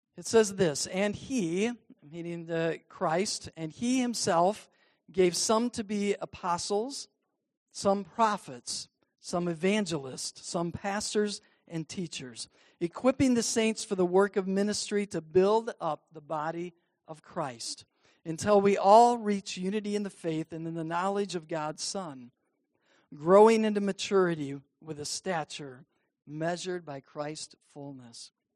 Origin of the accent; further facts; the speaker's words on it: Cadillac, Michigan, United States; growing up in the Cadillac Wesleyan Church